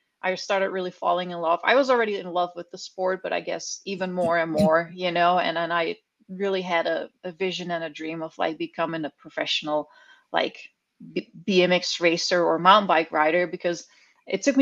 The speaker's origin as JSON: {"language": "English", "country": "Netherlands", "tie": "born or raised there", "also_born_or_lived": "California", "moved": "as an adult", "lives_now": "Bentonville, United States", "said": "I grew up in the Netherlands. I was born and raised there. I'm a country girl"}